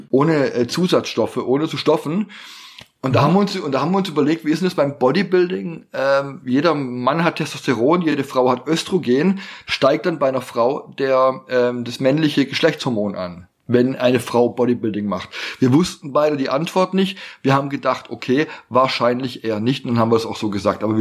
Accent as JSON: {"language": "German", "region": "Baden-Württemberg", "country": "Germany", "said": "du weißt ja, es heißt Schwäbisch oder wir Schwaben können alles außer Hochdeutsch, ne?"}